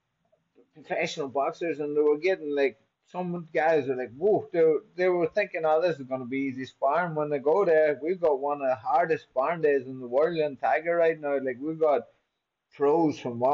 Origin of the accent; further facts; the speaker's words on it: Buncrana, Ulster, Ireland; moved away as an adult; I'm in a place called Buncrana, County Donegal, in Ireland.